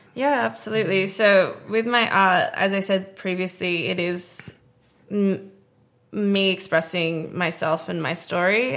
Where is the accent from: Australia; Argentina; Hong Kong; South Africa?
Australia; Perth, Western Australia; also born or lived in Melbourne, Australia; now in Los Angeles, United States; I grew up in Australia, in Perth, with all my family